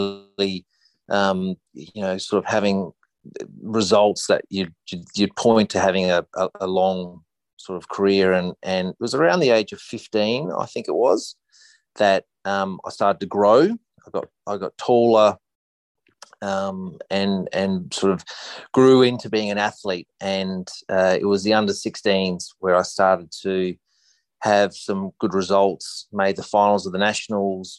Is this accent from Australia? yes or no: yes; Adelaide, South Australia, Australia; moved away as an adult; also born or lived in United States; I grew up in Adelaide, Australia